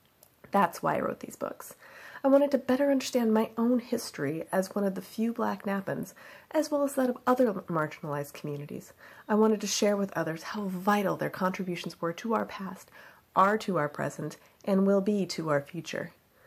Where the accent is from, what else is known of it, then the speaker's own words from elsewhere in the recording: Napa, California, United States; they are, at their core, love letters to my hometown.